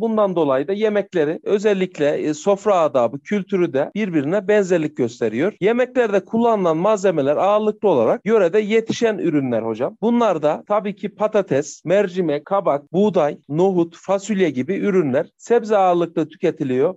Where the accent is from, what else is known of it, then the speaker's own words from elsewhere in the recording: Niğde, Turkey; Nideliyim, Nide'de yaşıyorum.